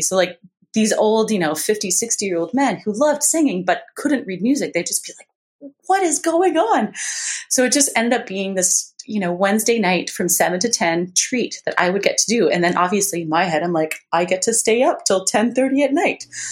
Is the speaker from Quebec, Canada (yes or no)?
yes; Montreal, Quebec, Canada; now in Victoria, Canada; growing up in Montreal